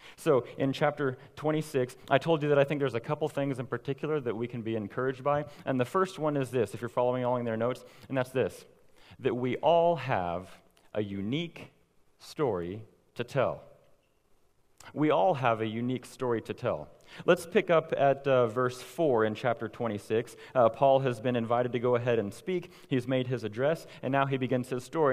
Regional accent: Owasso, Oklahoma, United States; I grew up here in Owasso, went off to Christian college, prepared for ministry, and then now here I am back at home

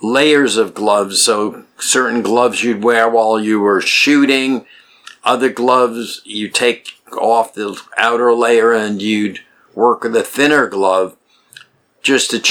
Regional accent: New York City, New York, United States; I grew up in New York City

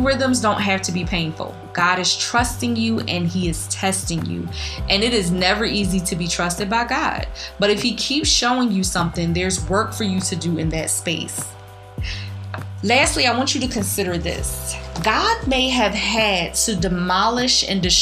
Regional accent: Philadelphia, Pennsylvania, United States; I'm from the School of the Hard Knocks from North Philly

